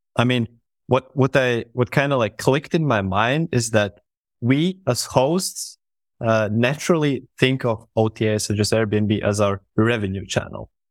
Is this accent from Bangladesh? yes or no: no; Latvia; I am from Latvia